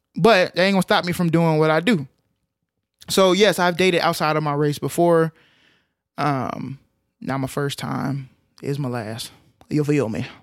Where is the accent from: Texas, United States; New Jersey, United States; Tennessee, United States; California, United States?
Texas, United States; Arlington; I grew up in Arlington, Texas